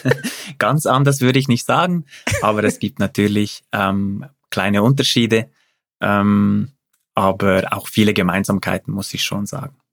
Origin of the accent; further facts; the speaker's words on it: Zurich, Switzerland; also born or lived in Uster; als Zürcher